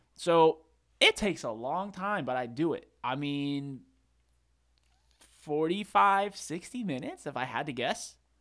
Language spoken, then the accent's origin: English; Charlotte, North Carolina, United States; moved away as an adult; now in Boone, United States; we're from Charlotte.